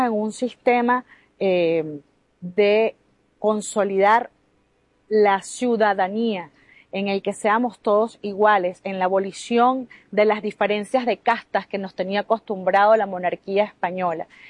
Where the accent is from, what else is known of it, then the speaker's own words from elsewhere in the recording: Peru; batallones de pueblo llegan a mi tierra